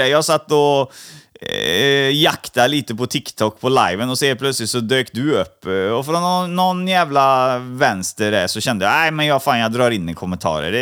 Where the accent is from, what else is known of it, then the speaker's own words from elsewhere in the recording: Stockholm, Stockholm County, Sweden; also born or lived in Gothenburg; Jag föddes i Stockholm.